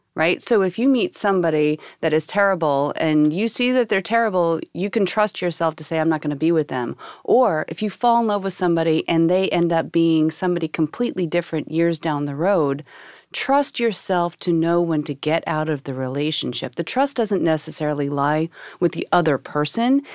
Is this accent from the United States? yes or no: yes; Oklahoma, United States; I was born and raised in Bible thumping Oklahoma